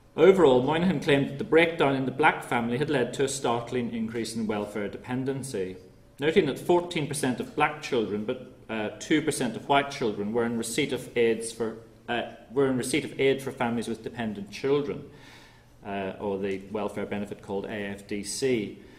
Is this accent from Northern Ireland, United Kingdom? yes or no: yes; Northern Ireland, United Kingdom; I'm from Northern Ireland myself